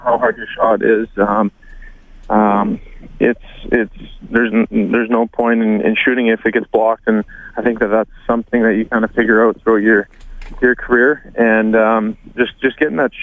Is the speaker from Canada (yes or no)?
yes; St. Albert, Alberta, Canada; I'm from St. Albert